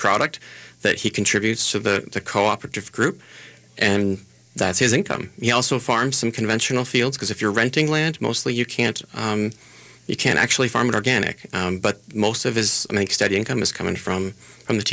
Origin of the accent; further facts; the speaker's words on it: Eden Prairie, Minnesota, United States; Betsy and I, we grew up in Eden Prairie.